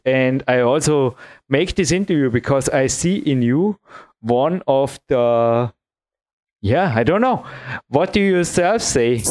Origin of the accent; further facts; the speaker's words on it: Imst, Tyrol, Austria; here in my hometown